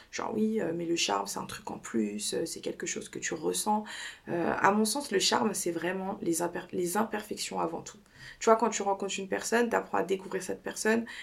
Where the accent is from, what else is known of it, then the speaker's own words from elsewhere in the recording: United States; je l'ai fait en anglais parce que encore une fois je le répète je suis une américaine